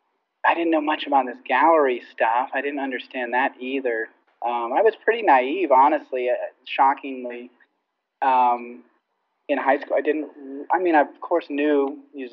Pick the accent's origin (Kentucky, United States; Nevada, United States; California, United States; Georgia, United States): Nevada, United States; Las Vegas; now in Los Angeles, United States; I grew up in Vegas, but my parents are both from England